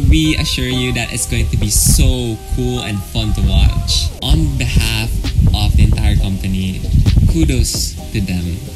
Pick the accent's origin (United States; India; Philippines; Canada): Philippines